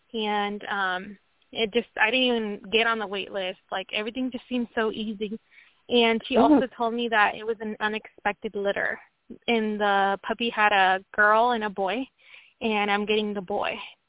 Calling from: Washington, United States; From Washington State.

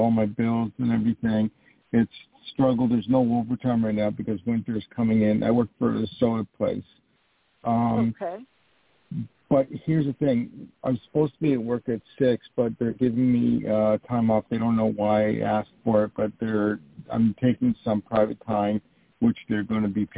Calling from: New York, United States; I'm calling from New York

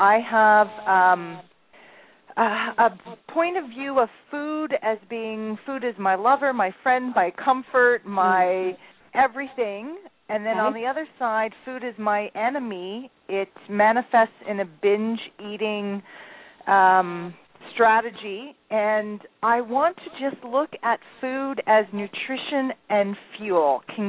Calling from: Ontario, Canada; I'm calling from Ontario, Canada.

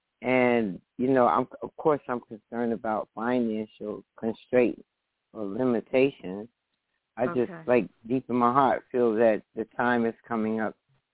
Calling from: New Jersey, United States; I'm calling from New Jersey.

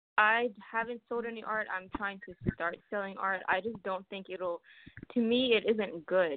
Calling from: Columbus, Ohio, United States; I'm calling from Columbus, Ohio.

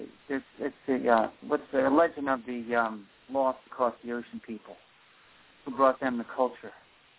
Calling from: Rockaway, New Jersey, United States; Rockaway, New Jersey.

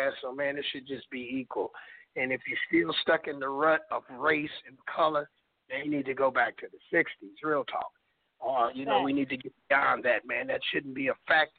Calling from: Chicago, Illinois, United States; I'm calling from Chicago, Illinois.

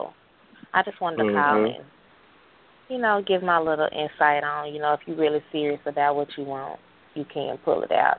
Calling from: Dallas, Texas, United States; I'm out of Dallas. So I'm calling from Dallas.

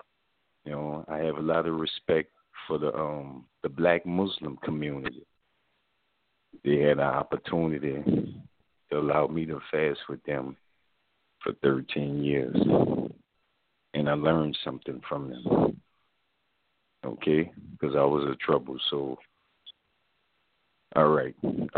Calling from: New Orleans, Louisiana, United States; I'm calling from New Orleans.

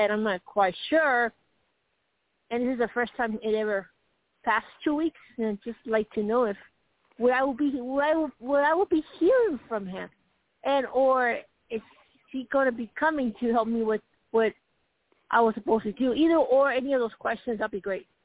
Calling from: Colorado, United States; from Colorado.

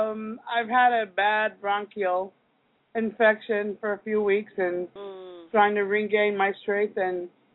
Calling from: Kansas, United States

